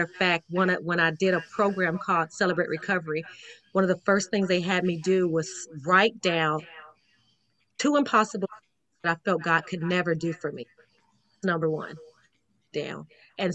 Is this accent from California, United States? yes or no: no; Las Vegas, Nevada, United States; My mom, we're from Vegas, okay? We're from Vegas